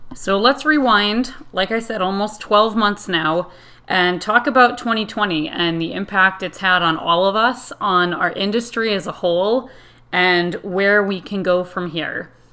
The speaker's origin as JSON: {"language": "English", "region": "Connecticut", "country": "United States", "said": "I am from Connecticut in the United States"}